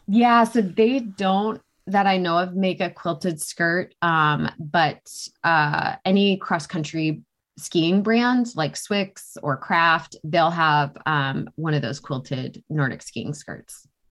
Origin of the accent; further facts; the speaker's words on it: New Hampshire, United States; I grew up in New Hampshire